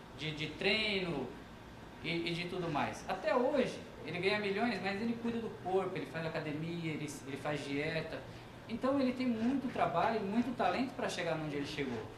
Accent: Brazil; nós brasileiros

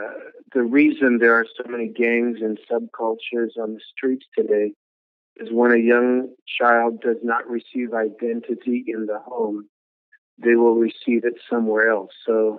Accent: Cook, Minnesota, United States; born there; Well, I was born in Minnesota. It's a little town in what's called the Iron Range of Minnesota, way up north, about 30 minutes from Canada, up in that little Arrowhead area, a little tiny town called Cook, Minnesota.

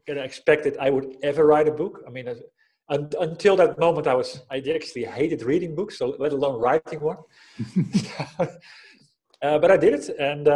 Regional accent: Netherlands; moved away as an adult; now in Spain; I grew up in the Netherlands, living in Spain these days with my family. I've been living here for 12 years

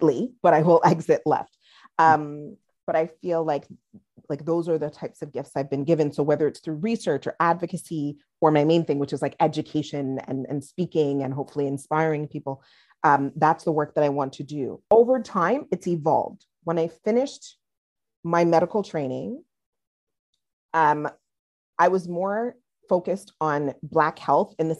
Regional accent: Montreal, Quebec, Canada; I'm of Nigerian and Trinidadian background, grew up in Montreal.

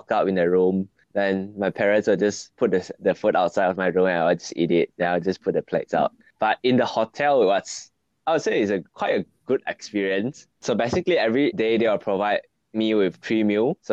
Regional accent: Sarawak, Malaysia; I'm from Sarawak, and I'm currently in the city of Kuching.

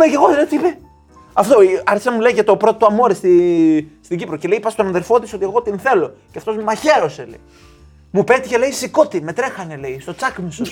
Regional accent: Greece; now in England, United Kingdom; είμαι από την Ελλάδα

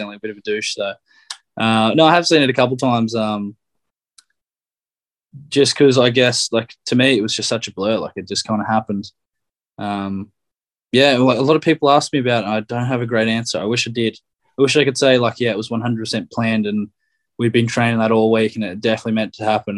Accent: Australia; moved away as an adult; now in Ireland; Growing up in Australia

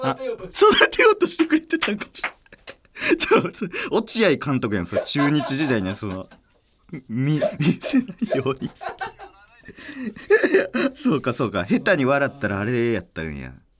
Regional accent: Nara, Japan; moved away; うちの両親はもう、あのー、ちょっと奈良やったんですけど、もともと。島根に引っ越しまして

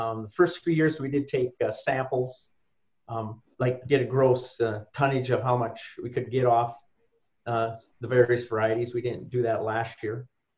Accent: Litchfield, North Dakota, United States; No, I'm originally from Litchfield, North Dakota, down in Valley City.

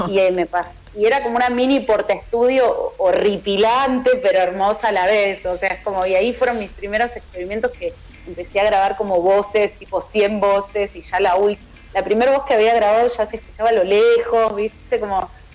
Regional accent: Ituzaingó, Buenos Aires Province, Argentina; also born or lived in Morón; Nací en Morón, me crié en Ituzaingó eh, provincia de Buenos Aires

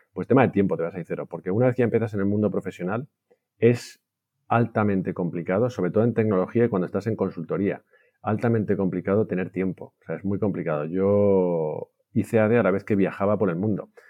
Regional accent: Valencia, Valencian Community, Spain; also born or lived in Barcelona / London; yo soy español, mis hermanos tuvieron, somos tres chicos, eh, nacimos en Valencia

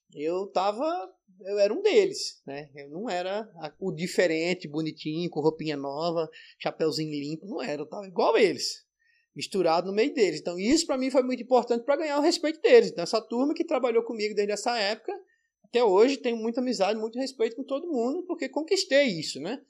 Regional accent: Maceió, Alagoas, Brazil; moved away; also born or lived in São Paulo; eu vim de Maceió, da praia, depois estava em São Paulo, na capital

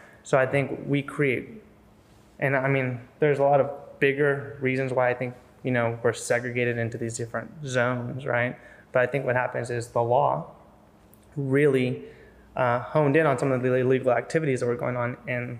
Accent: San Diego, California, United States; I grew up in, I mean, a pretty rough Latino area

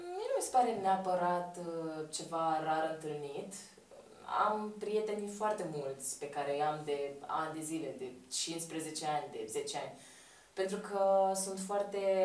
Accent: Romania; le spun că sunt româncă

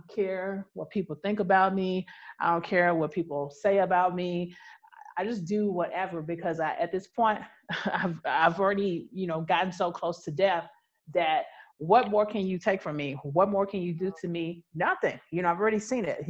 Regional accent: United States; I'm American

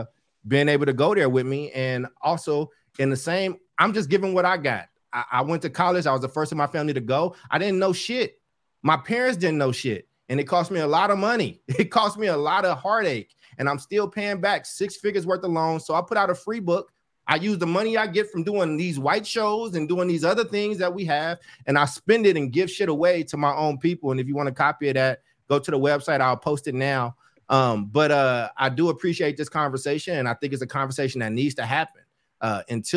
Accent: Oakland, California, United States; I grew up in Oakland, which used to be a Black majority city

